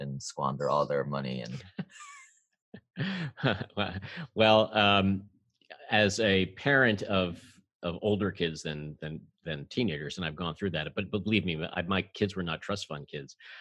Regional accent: New York City, New York, United States; I'm a native New Yorker

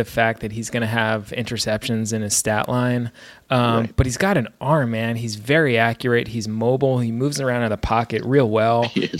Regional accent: New York, United States; now in Maine, United States; I got to see my hometown New York Mets take apart the Boston Red Sox in Fenway Park on Friday night.

